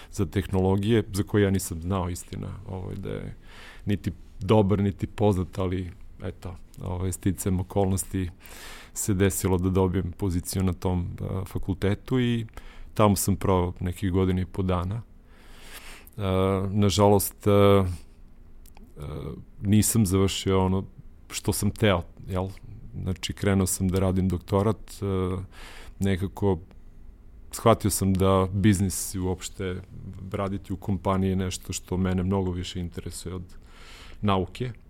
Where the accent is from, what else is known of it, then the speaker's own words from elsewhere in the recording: Niš, Nišava District, Serbia; da sam u Nišu završio srednju školu, ja sam inače Nišlija, rođen i odrastao u Nišu